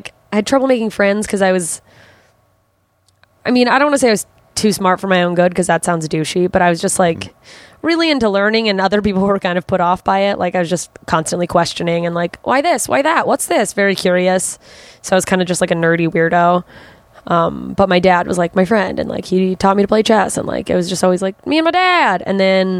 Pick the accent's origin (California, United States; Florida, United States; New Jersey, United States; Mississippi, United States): Mississippi, United States; also born or lived in Germany; Southern Mississippi. And I was like 3.